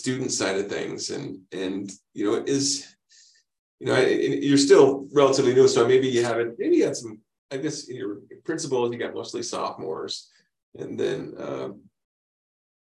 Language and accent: English; Spokane, Washington, United States; I grew up in Spokane